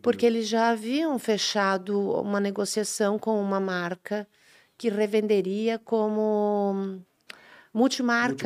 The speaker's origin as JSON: {"language": "Portuguese", "area": "Indaial", "region": "Santa Catarina", "country": "Brazil", "tie": "born or raised there", "said": "eu nasci em Dayal"}